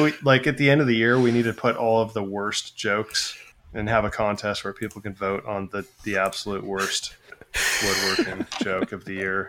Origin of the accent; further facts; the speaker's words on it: Pacific Northwest, United States; I grew up in the Pacific Northwest